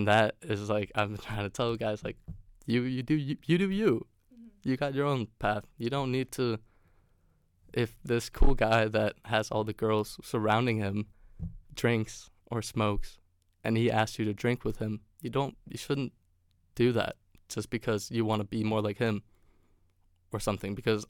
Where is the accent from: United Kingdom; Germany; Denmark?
Denmark; English is a second language; also born or lived in California; it's a great conversation starter saying that I'm from Denmark if they do happen to know where it is or what that country is.